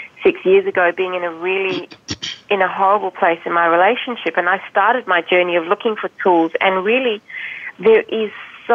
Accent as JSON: {"language": "English", "country": "South Africa", "tie": "born or raised there", "moved": "yes", "said": "I don't know if you've picked up my accent. For most people, they don't pick it up. I'm actually from South Africa. I was born there."}